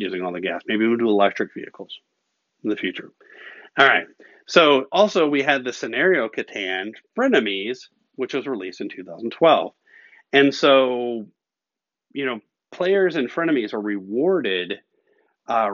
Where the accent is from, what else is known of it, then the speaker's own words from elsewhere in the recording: Kentucky, United States; moved away; I'm originally from Kentucky